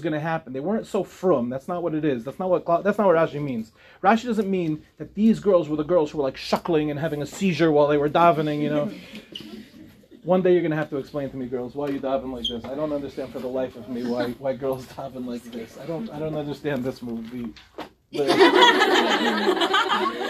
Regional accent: Lawrence, New York, United States; I'm from Lawrence

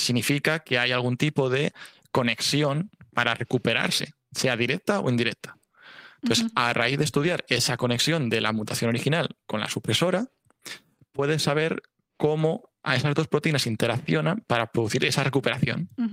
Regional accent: Valladolid, Castile and León, Spain; moved away as an adult; also born or lived in Salamanca / Alcalá de Henares; now in Valencia, Spain; yo soy de Valladolid.

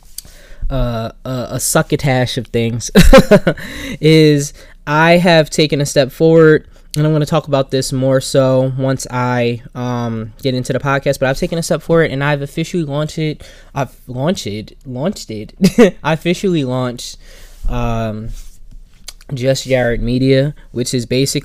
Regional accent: Plainfield, United States; my hometown, Plainfield

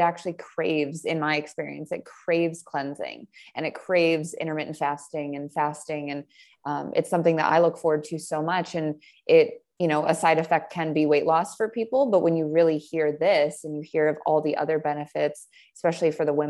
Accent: Montana, United States; I'm from Montana.

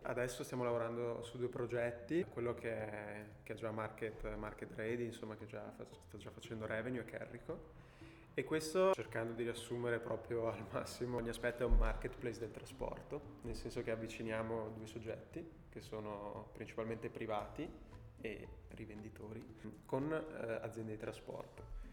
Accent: Belluno, Veneto, Italy; moved away as an adult; also born or lived in Milan; dal mio paese Belluno

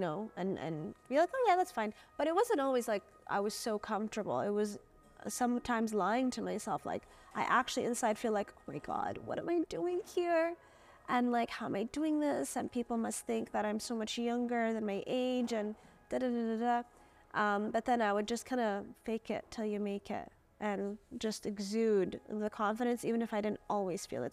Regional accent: Jeddah, Makkah Province, Saudi Arabia; I grew up in Jeddah, um, which is the western part of Saudi Arabia

